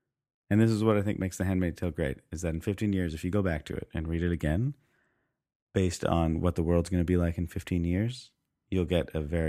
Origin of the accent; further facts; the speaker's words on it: Canada; Yes, that's true. Yeah, we are Canadian, so that changes things.